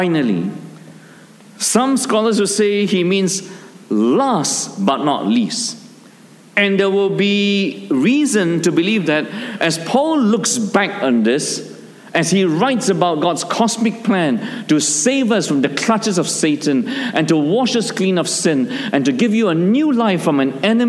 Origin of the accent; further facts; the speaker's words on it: Malaysia; our small town where I grew up in Malaysia